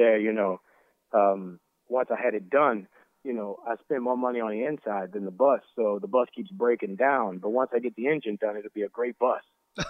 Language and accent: English; New Orleans, Louisiana, United States; Growing up in New Orleans, you go out to the parades.